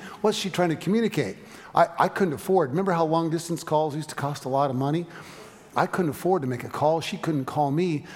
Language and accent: English; San Francisco, California, United States; moved away as an adult; also born or lived in Eugene, Oregon; We went to college together in Eugene, Oregon, but I was from San Francisco, and so even though we were in school together the first few years, every summer I went back to San Francisco